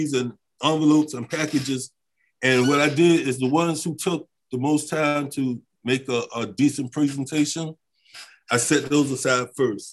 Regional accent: Virginia, United States; also born or lived in Italy; I'm from Virginia.

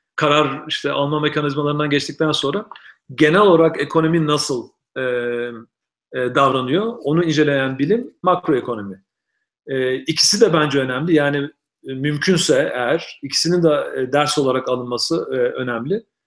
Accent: Ankara, Turkey; moved away as an adult; also born or lived in Istanbul / Boston / Syracuse / West Virginia; now in Reno, United States; hala kendimi Ankaralıyım diyorum. Çünkü Ankara'da doğmadım gerçi ama Ankara'da büyüdüm.

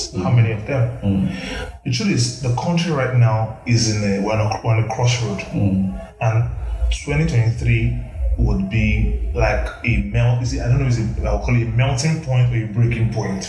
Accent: Nigeria; Like, I'm proud to be a Nigerian.

